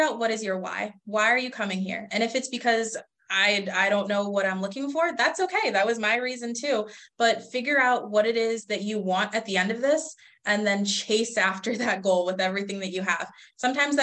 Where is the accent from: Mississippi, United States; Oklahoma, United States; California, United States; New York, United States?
New York, United States; Rochester; moved away as an adult; now in Buffalo, United States; Rochester, like you said earlier, that's my hometown